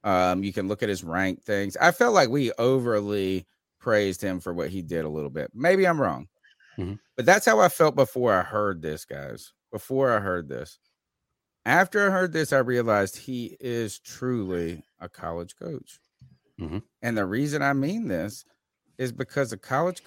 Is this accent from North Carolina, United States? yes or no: yes; Winterville, North Carolina, United States; I was born in Winterville. I think I am a Southerner